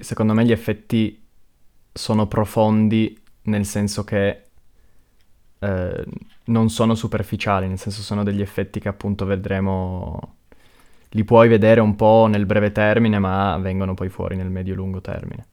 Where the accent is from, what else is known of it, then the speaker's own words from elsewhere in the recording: Pino Torinese, Piedmont, Italy; Io sono di Pino